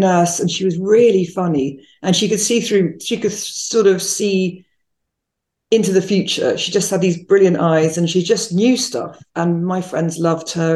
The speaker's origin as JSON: {"language": "English", "region": "London", "country": "United Kingdom", "also_born_or_lived": "Spain", "moved": "as an adult", "lives_now": "Chicago, United States", "said": "I'm from London."}